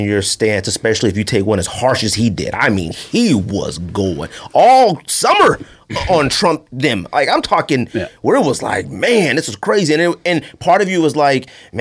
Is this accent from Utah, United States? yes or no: no; California, United States; also born or lived in Phoenix, Arizona; we're from California. I'm Southside Phoenix